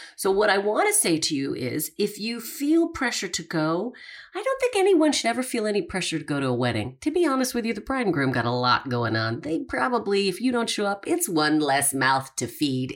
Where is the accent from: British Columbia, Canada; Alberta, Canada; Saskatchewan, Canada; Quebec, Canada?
Alberta, Canada; Calgary; moved away; I'm from Calgary